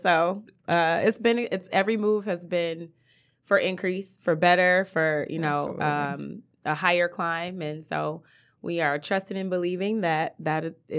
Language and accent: English; Euclid, Ohio, United States; So, I am originally from outside of Cleveland. I'm from Euclid.